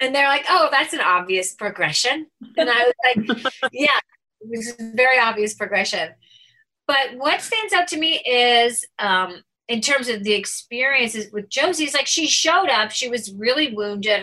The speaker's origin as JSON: {"language": "English", "town": "Chicago", "region": "Illinois", "country": "United States", "also_born_or_lived": "New York", "accent": "Chicago", "moved": "as an adult", "said": "I was straight from Chicago and I didn't know that I said Jan"}